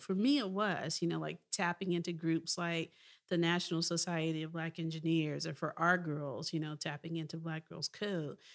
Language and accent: English; Memphis, Tennessee, United States; I was from Memphis, Tennessee